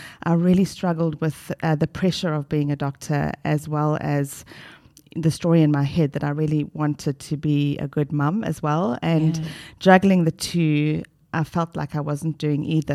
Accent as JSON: {"language": "English", "country": "South Africa", "moved": "as an adult", "lives_now": "Australia", "said": "from South Africa, the lovely, beautiful South Africa."}